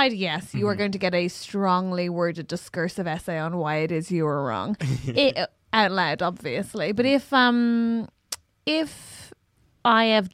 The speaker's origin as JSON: {"language": "English", "country": "Ireland", "accent": "Irish", "moved": "yes", "said": "I speak faster and a little more Irish when I come back from Ireland"}